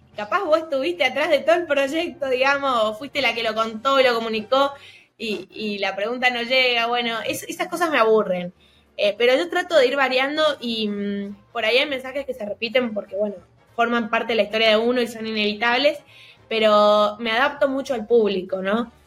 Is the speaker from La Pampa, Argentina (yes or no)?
no; Mendoza, Argentina; yo soy de Mendoza, no soy de Buenos Aires, y acá te estila mucho romper con los esquemas